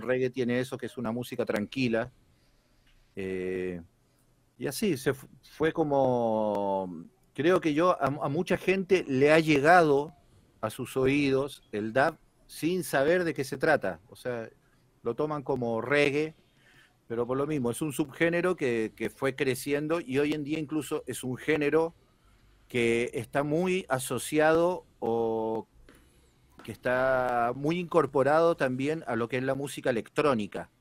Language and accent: Spanish; Chile; moved away as an adult; now in Argentina; yo soy chileno, pero ya llevo 13 años viviendo acá.